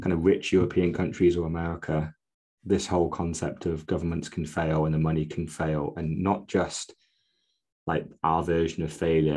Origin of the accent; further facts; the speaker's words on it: United Kingdom; because we're British